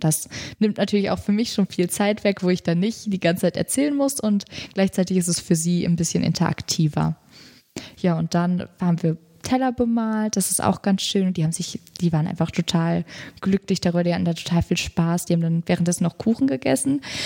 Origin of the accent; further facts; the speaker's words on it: North Rhine-Westphalia, Germany; moved away as an adult; ich komme halt aus Nordrhein-Westfalen und da ist es halt noch G8